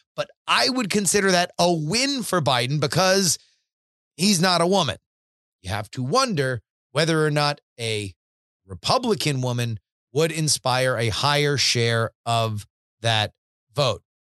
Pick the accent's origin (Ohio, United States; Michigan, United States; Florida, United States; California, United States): Florida, United States; the Everglades; now in Austin, United States; I, am a swamp creature. I, I grew up in the Everglades.